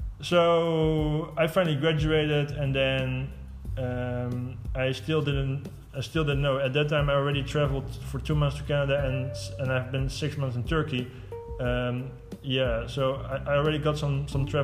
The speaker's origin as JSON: {"language": "English", "town": "Eindhoven", "region": "North Brabant", "country": "Netherlands", "tie": "born or raised there", "moved": "as an adult", "said": "stuck in my hometown, basically in Eindhoven"}